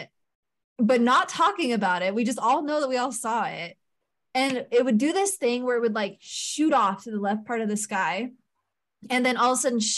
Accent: Idaho, United States; I grew up in Idaho

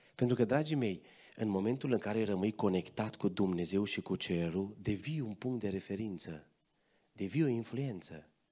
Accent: Transylvania, Romania; M-am născut în Ardeal, mama mea e din zona Sălajului, bunica mea, bunica mea și astăzi trăiește aici în Călinești, la 20 ceva de kilometri de voi, deci am rădăcini și pe aici

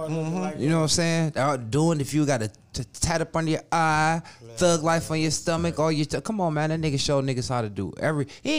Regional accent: Cleveland, Ohio, United States; also born or lived in Minnesota; I was raised in Cleveland and I was raised in Minnesota.

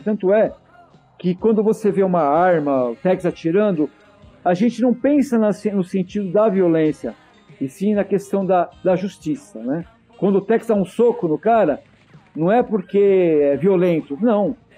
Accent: Santo André, São Paulo, Brazil; eu morava em Santo André, na cidade onde eu nasci

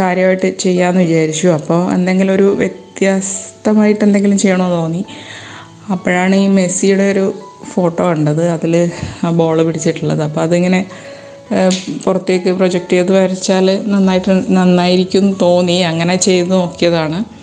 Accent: Malayali, Kerala, India; moved away as an adult; also born or lived in United Arab Emirates; നമ്മൾ മലയാളികളാണെങ്കിൽ

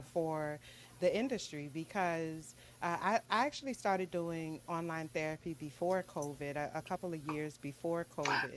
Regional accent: New Orleans, Louisiana, United States; moved away; I'm born and raised in New Orleans, mm-hmm. Louisiana

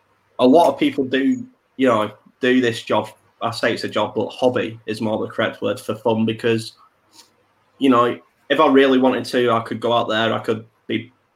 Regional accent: England, United Kingdom; we're English

